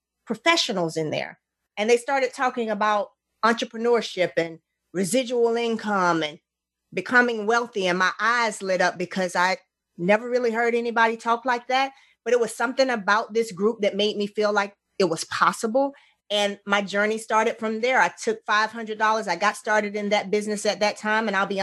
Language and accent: English; Montgomery, Alabama, United States; also born or lived in Union Springs, Alabama / Troy, Alabama; I'm originally from Montgomery, and I spent a lot of times in Union Springs